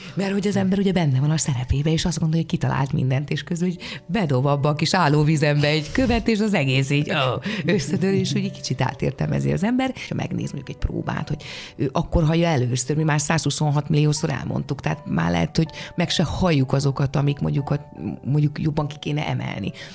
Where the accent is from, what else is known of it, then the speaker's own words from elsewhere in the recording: Hódmezővásárhely, Csongrád-Csanád, Hungary; moved away; a szülővárosom díját, ahol ez a hódmezővásárhely